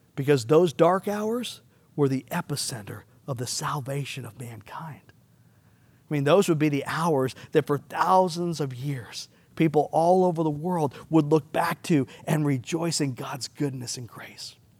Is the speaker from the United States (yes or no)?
yes; United States; us as American Christians